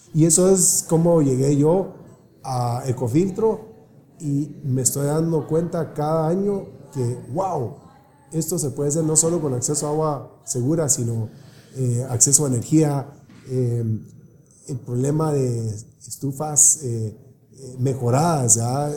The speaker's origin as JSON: {"language": "Spanish", "country": "Guatemala", "tie": "born or raised there", "also_born_or_lived": "California", "moved": "yes", "said": "pues yo nací en Guatemala también"}